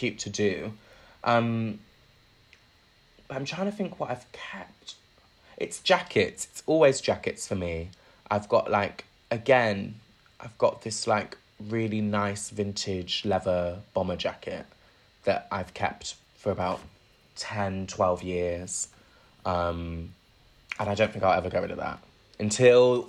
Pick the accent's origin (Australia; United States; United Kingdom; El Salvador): United Kingdom; Bristol, South West England; moved away as an adult; also born or lived in London; now in Bristol, United Kingdom; Moving to Bristol, where, like, obviously Bristol's got style. It's where I grew up